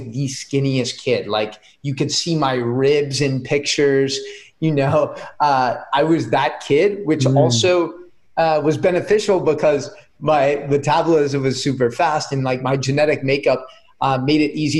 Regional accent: San Mateo, California, United States; moved away as an adult; also born or lived in Israel / Oregon; I grew up in the Bay Area. So right in Silicon Valley in a city called San Mateo.

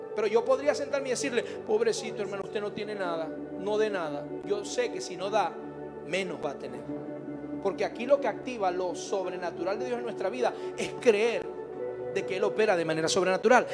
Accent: Venezuela; now in Mexico

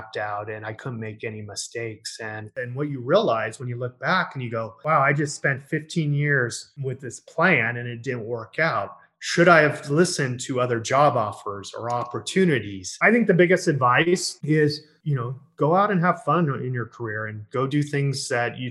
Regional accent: San Diego, California, United States; I'm born and raised in San Diego, which is in California, which is in the United States.

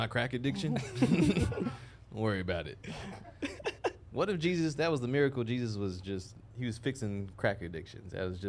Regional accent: Sherman, Texas, United States; moved away as an adult; now in Los Angeles, United States; When I first moved to L.A., I remember I was smoking a blunt with this woman, and I was talking about how I grew up in Sherman

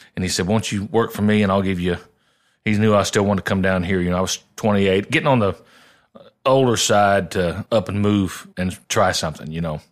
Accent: Southern Illinois, United States; moved away as an adult; now in Nashville, United States; I had a pretty good little regional following where I grew up in Southern Illinois

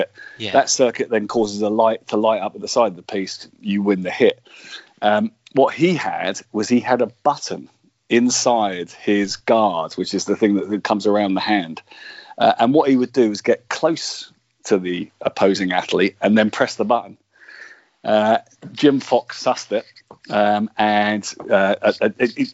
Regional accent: Luton, East of England, United Kingdom; I was born and brought up in Luton

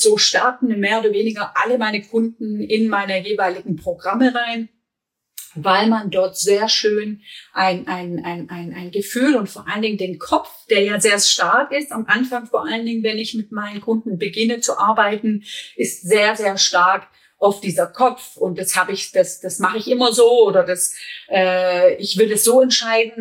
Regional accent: Germany; bei uns in Deutschland

